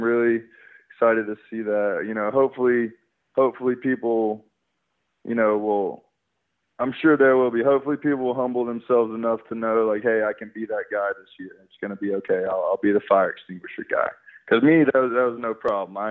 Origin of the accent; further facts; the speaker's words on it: Alabama, United States; growing up in Alabama, my parents were alumni